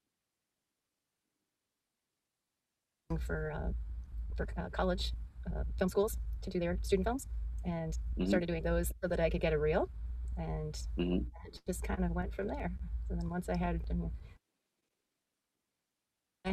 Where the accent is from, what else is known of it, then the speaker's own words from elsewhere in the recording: California, United States; I grew up in California